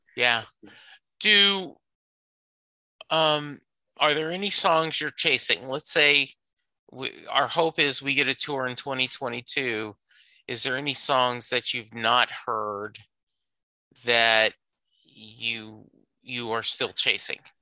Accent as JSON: {"language": "English", "region": "Louisiana", "country": "United States", "tie": "born or raised there", "said": "I grew up in Louisiana."}